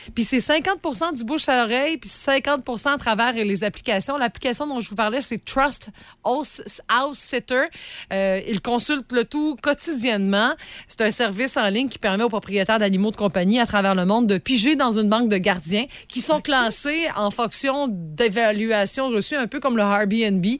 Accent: Sainte-Félicité, Quebec, Canada; je suis originaire de Sainte-Félicité

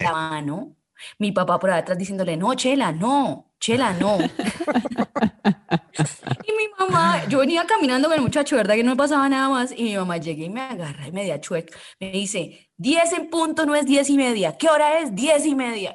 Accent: Cúcuta, Norte de Santander, Colombia; moved away; yo vengo de Cúcuta

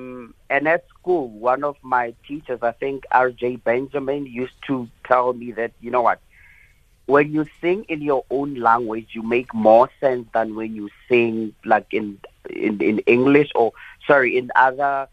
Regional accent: South Africa; I'm African. I was born in Africa

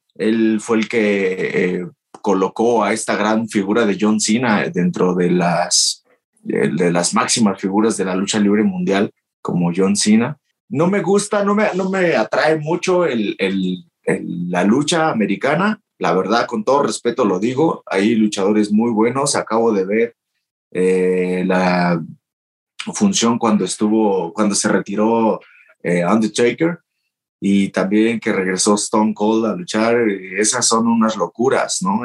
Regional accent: Mexico; moved away as an adult; also born or lived in Japan; solamente venía a México para pasar con mi familia las fiestas de Navidad y Año Nuevo

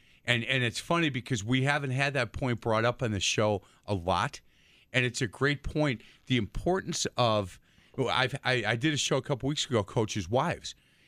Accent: Milwaukee, Wisconsin, United States; Because we're from Milwaukee, big fan.

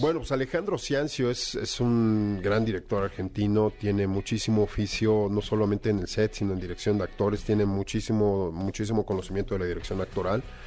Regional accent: Mexico; nosotros como mexicanos

